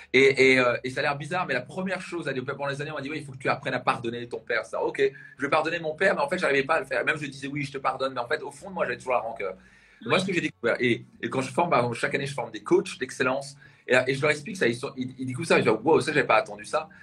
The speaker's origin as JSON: {"language": "French", "town": "Strasbourg", "region": "Grand Est", "country": "France", "said": "je viens de la région de Strasbourg."}